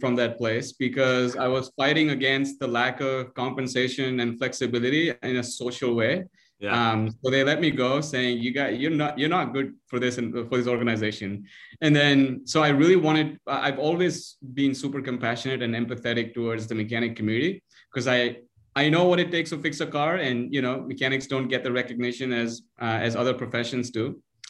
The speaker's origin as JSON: {"language": "English", "town": "Mumbai", "region": "Maharashtra", "country": "India", "tie": "born or raised there", "moved": "as an adult", "lives_now": "Ann Arbor, United States", "said": "I'm originally from Mumbai, India. Grew up in a really modest and an academic environment."}